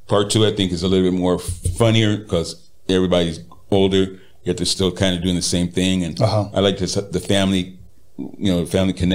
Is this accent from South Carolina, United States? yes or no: no; Riverside, California, United States; Riverside, California.